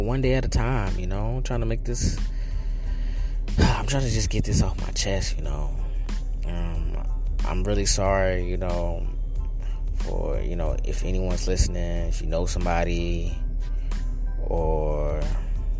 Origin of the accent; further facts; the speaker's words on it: North Carolina, United States; now in New York City, United States; I'm originally from North Carolina.